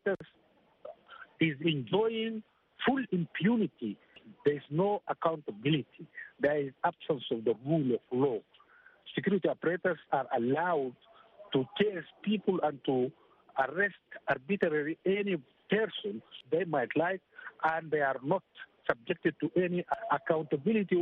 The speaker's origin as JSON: {"language": "English", "region": "Darfur", "country": "Sudan", "said": "I am from Darfur"}